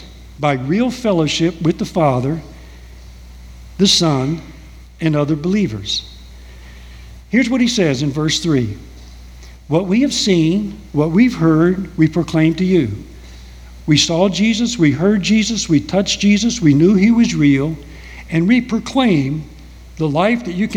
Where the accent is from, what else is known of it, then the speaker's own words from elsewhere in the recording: United States; here I am from America. I've been raised in a whole different culture